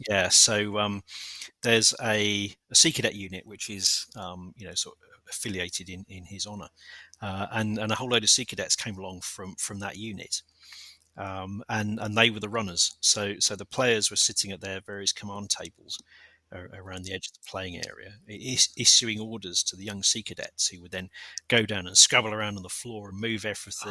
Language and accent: English; London, United Kingdom; I was born a stone's throw away from Selhurst Park